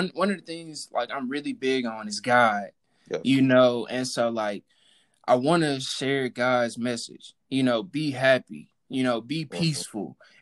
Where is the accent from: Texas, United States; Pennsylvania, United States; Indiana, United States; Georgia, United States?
Texas, United States; Houston; I'm from Texas, so I grew up in the church